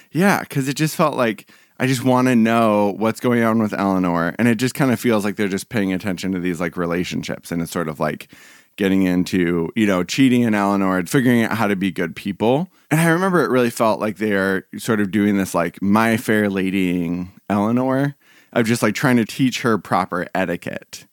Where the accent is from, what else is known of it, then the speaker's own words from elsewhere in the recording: Portland, Oregon, United States; being from Portland